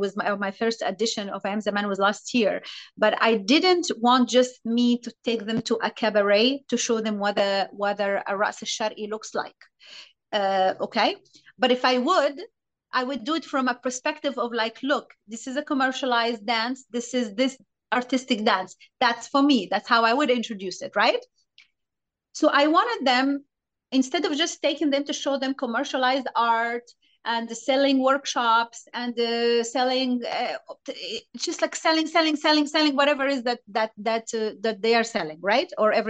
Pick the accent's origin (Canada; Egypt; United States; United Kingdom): Egypt; English is a second language; the point of that Egyptian we learn completely differently than foreigner students or artists, right? We learn different.